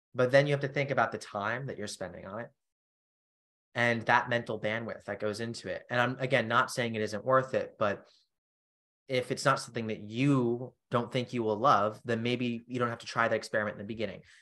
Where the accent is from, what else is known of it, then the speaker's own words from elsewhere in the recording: Charleston, South Carolina, United States; my hometown, for instance, Charleston, South Carolina.